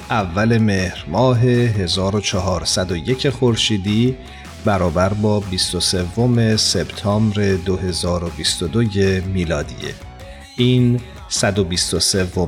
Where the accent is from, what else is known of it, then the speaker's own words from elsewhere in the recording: Iran; زمانی که وطنمون ایران لحظات سختی رو میگذرونه